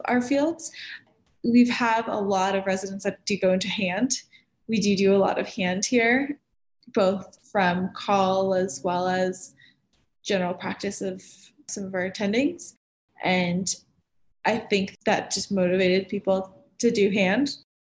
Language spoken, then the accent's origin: English; Miami, Florida, United States; moved away as an adult; now in Denver, United States; I come from Miami